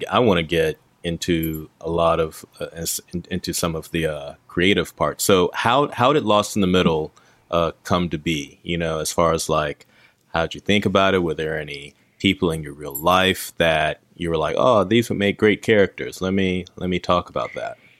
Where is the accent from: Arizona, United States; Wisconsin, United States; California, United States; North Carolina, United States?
North Carolina, United States; where I grew up in North Carolina